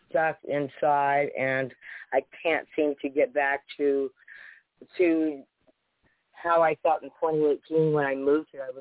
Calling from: Sunnyvale, California, United States; I'm a first-time caller. I'm calling from Sunnyvale, California.

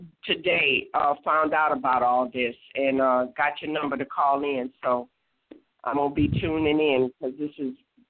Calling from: Baton Rouge, Louisiana, United States; I'm calling from Baton Rouge, Louisiana.

